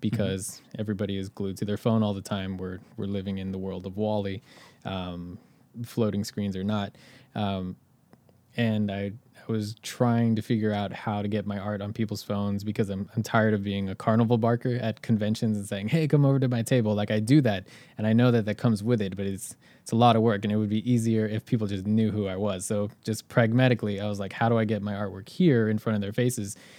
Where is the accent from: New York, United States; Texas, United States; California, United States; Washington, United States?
California, United States; Inland Empire; moved away as an adult; now in Los Angeles, United States; I did not grow up in L A, I grew up an hour outside